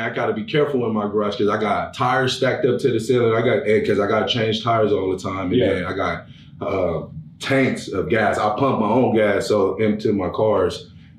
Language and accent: English; Los Angeles, California, United States; I grew up in Los Angeles, California. Then I moved to Pomona